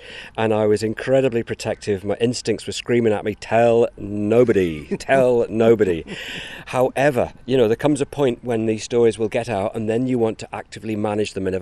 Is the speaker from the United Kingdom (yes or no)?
yes; England, United Kingdom; moved away; my home country of England